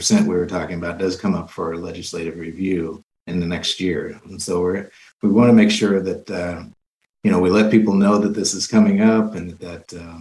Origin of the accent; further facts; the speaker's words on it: Indiana, United States; also born or lived in Phoenix, Arizona; now in Portland, United States; I was born in Indiana, but I moved here from Phoenix, Arizona, in June.